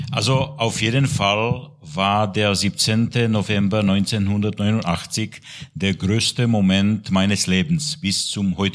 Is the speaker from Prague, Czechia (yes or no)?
no; České Budějovice, South Bohemian Region, Czechia; born there; ich bin geboren in Budweis in Südböhmen an der österreichischen Grenze. Und ich habe in der Budweiser Diözese, und zwar in der Stadt Tabor, als Kaplan gearbeitet damals.